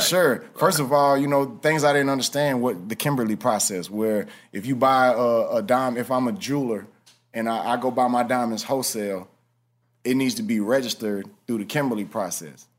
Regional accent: Houston, Texas, United States; growing up in Houston

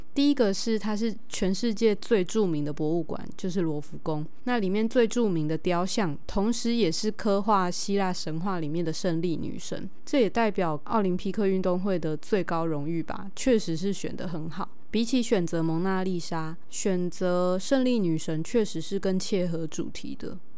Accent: Tainan, Taiwan; 我自己毕竟也是土生土长的台南人

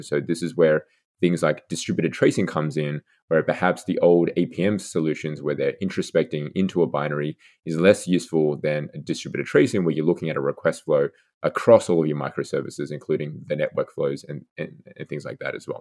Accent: Australia; moved away as an adult; also born or lived in Seattle / Redmond; now in United States; I'm originally from Australia, so university, uh, back there.

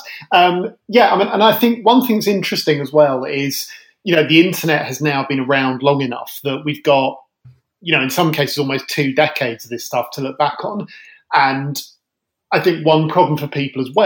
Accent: London, United Kingdom; I grew up in London

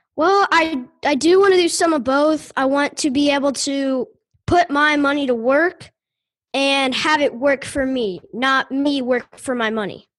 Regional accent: Louisville, Kentucky, United States; also born or lived in Fisherville, Kentucky; I'm from Louisville, Kentucky

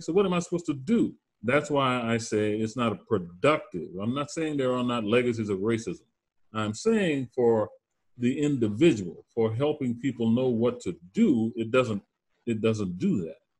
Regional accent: Louisiana Bayou, United States; moved away as an adult; now in North Carolina, United States; I'm originally from the Louisiana Bayou

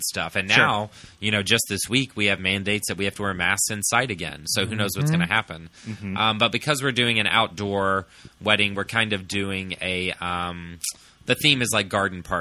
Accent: Texas, United States; I'm from Texas.

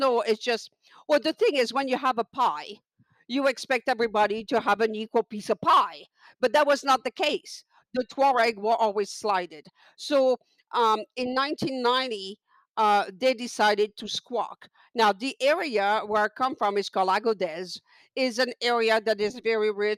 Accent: Niger; the country that I come from is Niger, not to be confused with Nigeria

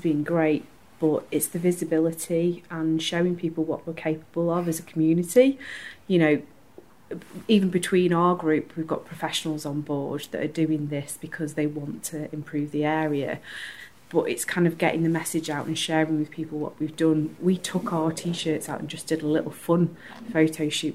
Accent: Stretford, North West England, United Kingdom; I'm also from Stretford, I'm the creative director for Stretford Stride

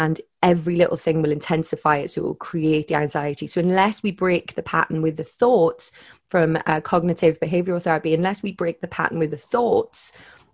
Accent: Wales, United Kingdom; I'm Welsh

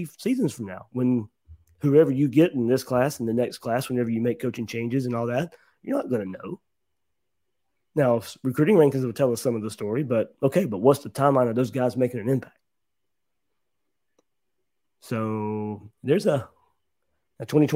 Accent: Georgia, United States; I grew up in Georgia.

